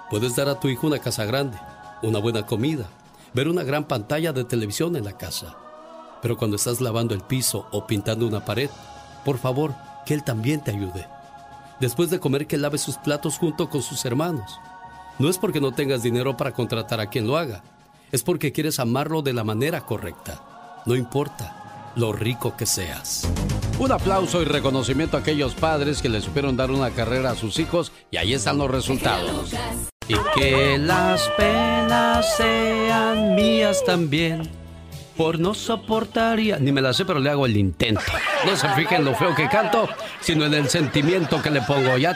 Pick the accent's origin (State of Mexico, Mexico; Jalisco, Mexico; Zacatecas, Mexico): Jalisco, Mexico; Tamazula; moved away; Un día salí de Tamazula, Jalisco.